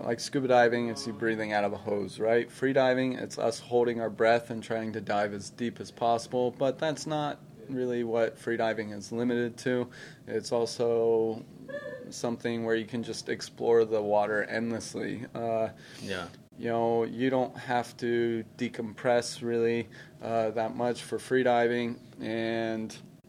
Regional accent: Orange County, Southern California, United States; In Southern California, like Orange County area

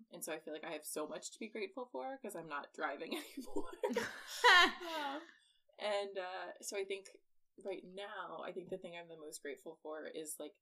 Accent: Pickerington, Ohio, United States; my hometown in Pickerington, Ohio.

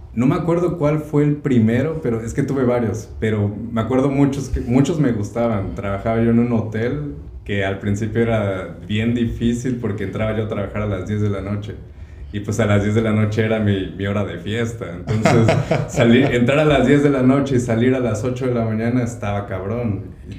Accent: Córdoba, Veracruz, Mexico; moved away as an adult; also born or lived in Xalapa, Mexico; now in California, United States; soy de México, nací en Veracruz, Córdoba, Veracruz

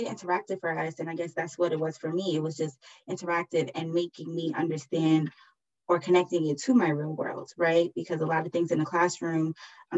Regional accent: New York City, New York, United States; from the Bronx, born and raised

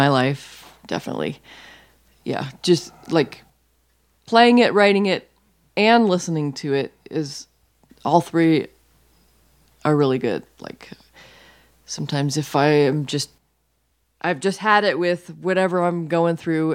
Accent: Florida, United States; moved away; born and raised in Florida

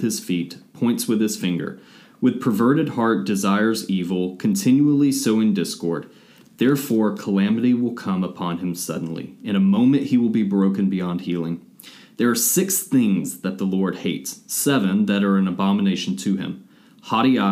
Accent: Atlanta, Georgia, United States; Atlanta native

